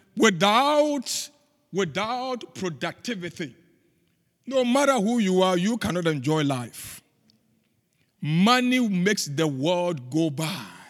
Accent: Ghana; moved away as an adult; now in United States; I grew up in the, in the bush. I left university. Pastor Tom had been to my home in Ghana.

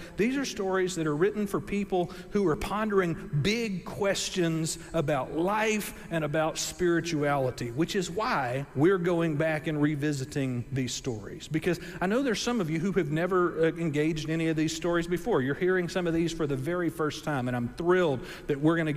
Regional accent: Gulf Coast, United States; I grew up on the Gulf Coast and grew up close to a lot of boats and stuff

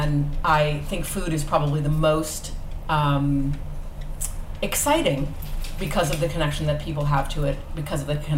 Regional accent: Los Angeles, California, United States; I grew up in Los Angeles. And I was raised by my dad

